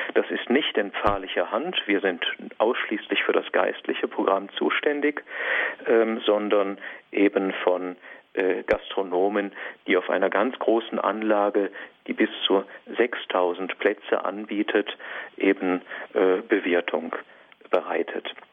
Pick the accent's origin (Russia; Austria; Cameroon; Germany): Austria; Diocese of Feldkirch, Vorarlberg; moved away as an adult; Ich bin ja ursprünglich aus der Diözese Feldkirch kommend